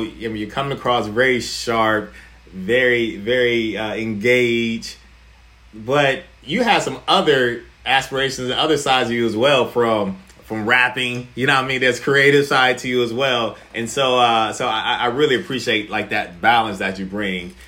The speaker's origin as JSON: {"language": "English", "town": "Warren", "region": "Ohio", "country": "United States", "said": "I'm originally from Warren, Ohio"}